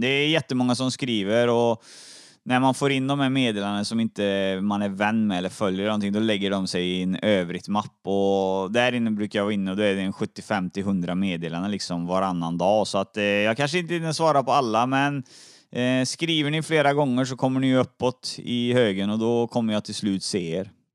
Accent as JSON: {"language": "Swedish", "town": "Trollhättan", "region": "Västra Götaland", "country": "Sweden", "moved": "yes", "lives_now": "Uddevalla, Sweden", "said": "Jag är från Trollhättan egentligen"}